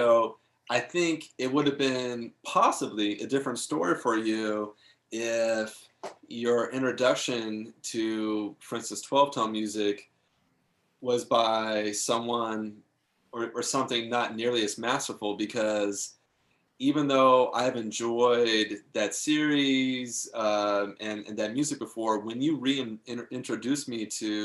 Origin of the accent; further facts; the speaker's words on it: Topanga, California, United States; I grew up in Topanga Canyon